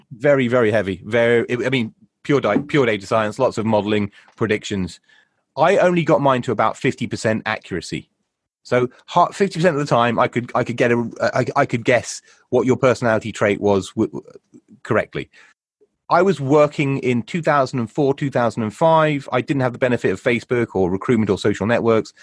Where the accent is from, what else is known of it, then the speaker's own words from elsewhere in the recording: United Kingdom; we're British. We're British guinea pigs